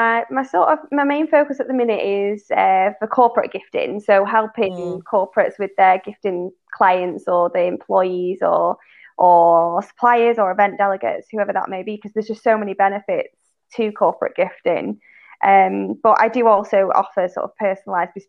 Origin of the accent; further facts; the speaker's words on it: Manchester, North West England, United Kingdom; moved away as an adult; also born or lived in London; I'm actually from Manchester in the north, and I moved down to London in the south